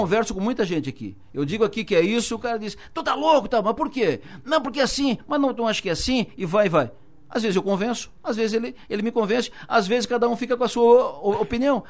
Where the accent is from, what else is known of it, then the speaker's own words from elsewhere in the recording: Araranguá, Santa Catarina, Brazil; Eu nasci em, em Araranguá.